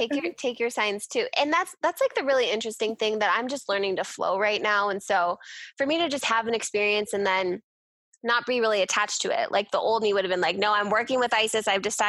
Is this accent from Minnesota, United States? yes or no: yes; Minnesota, United States; now in Colorado, United States; We moved to Colorado on purpose. We're from Minnesota.